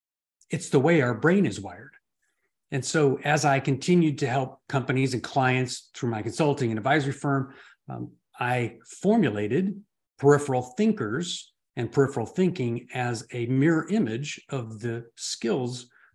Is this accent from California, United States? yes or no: yes; California, United States; Born and raised in Southern California. I lived in 26 homes by the time I was 30.